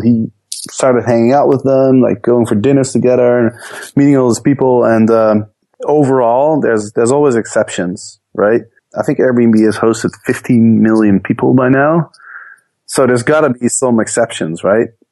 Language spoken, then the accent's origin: English; Netherlands; moved away as an adult; also born or lived in Amsterdam / Chicago; I grew up in the Netherlands